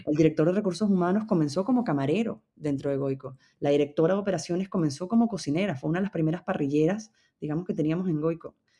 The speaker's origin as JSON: {"language": "Spanish", "country": "Venezuela", "moved": "as an adult", "lives_now": "Madrid, Spain", "said": "somos venezolanos"}